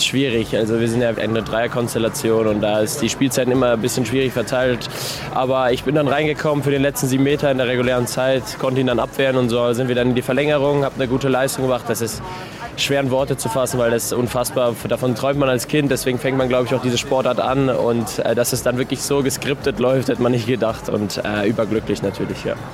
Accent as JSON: {"language": "German", "town": "Denzlingen", "region": "Baden-Württemberg", "country": "Germany", "tie": "born or raised there", "also_born_or_lived": "Offenburg", "lives_now": "Freiburg, Germany", "said": "Ich bin in Denzlingen aufgewachsen, in Freiburg geboren"}